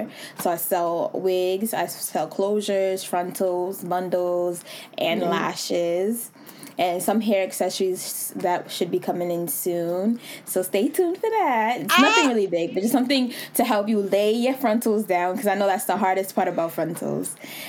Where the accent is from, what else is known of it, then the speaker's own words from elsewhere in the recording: Providence, Rhode Island, United States; also born or lived in Pawtucket, Rhode Island; and then I moved to Providence when I was in second grade. So I kind of know Providence more. Yeah. So born and raised in Providence, Rhode Island. I'm 23.